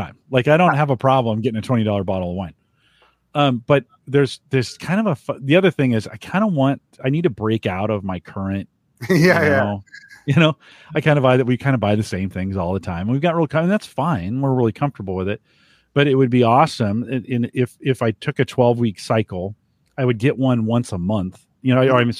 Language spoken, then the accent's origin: English; Bay Area, California, United States; I grew up in the Bay Area